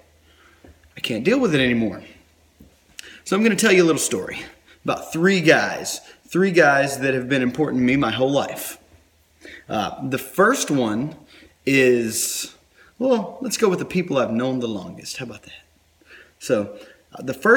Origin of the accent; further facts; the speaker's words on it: North Carolina, United States; I'm from North Carolina. Forgive me. That's how I talk sometimes